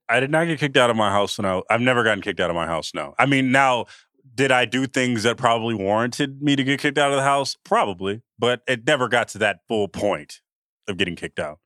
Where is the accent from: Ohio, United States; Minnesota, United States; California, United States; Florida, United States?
California, United States; Oakland; born or raised there